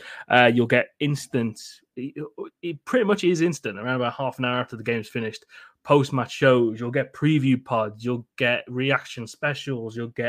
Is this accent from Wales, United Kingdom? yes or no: no; Wolverhampton, West Midlands, United Kingdom; my hometown of Wolverhampton.